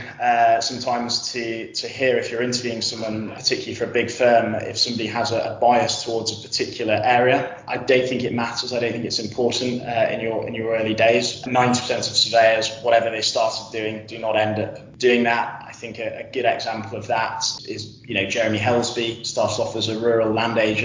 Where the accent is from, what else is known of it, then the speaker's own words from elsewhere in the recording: Yorkshire and the Humber, United Kingdom; I'm originally from North Yorkshire